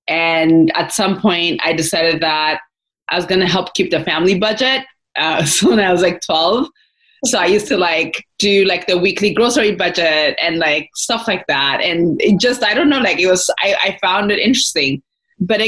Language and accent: English; Adama, Oromia, Ethiopia; moved away as an adult; grew up in Ethiopia. So I grew up right outside of Addis in Adama. I lived there until I finished high school.